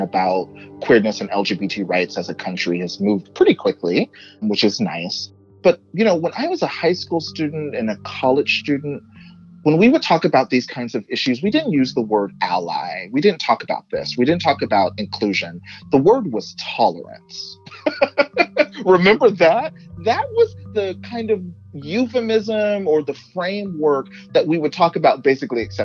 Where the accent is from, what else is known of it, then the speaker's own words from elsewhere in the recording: Texas, United States; moved away; where I grew up in Texas